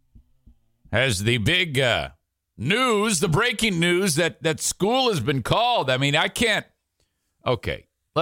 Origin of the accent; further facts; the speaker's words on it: Warren, Michigan, United States; where I grew up in Metro Detroit, there's 50 million school districts. Warren consolidated is what I have to hear. City of Warren.